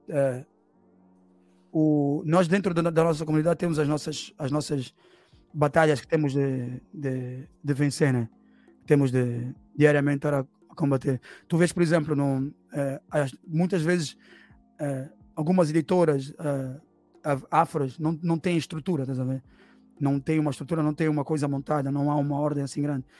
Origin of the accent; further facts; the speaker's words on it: Angola; now in Portugal; eu sou angolano porque eu nasci em Angola, sou filho de uma angolana com um cabo